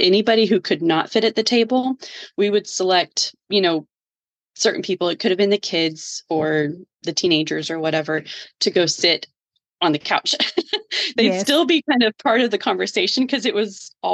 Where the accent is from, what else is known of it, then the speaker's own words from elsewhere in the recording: Georgia, United States; moved away as an adult; now in Texas, United States; I grew up in Georgia and migrated to Texas when he and I got married